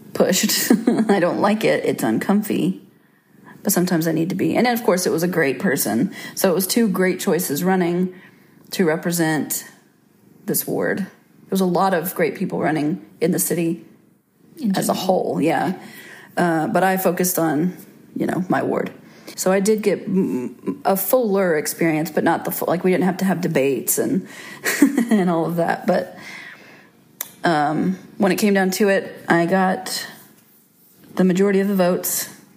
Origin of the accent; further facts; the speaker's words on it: Little Rock, Russellville, Arkansas, United States; I was born in Little Rock, Arkansas in 1985